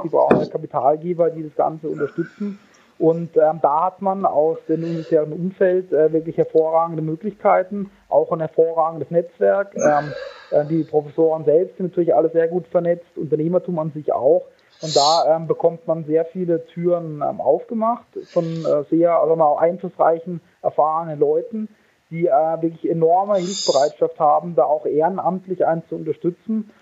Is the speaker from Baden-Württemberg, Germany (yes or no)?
yes; Karlsruhe, Baden-Württemberg, Germany; moved away as an adult; also born or lived in San Diego; now in Munich, Germany; Ich äh, komme gebürtig aus Karlsruhe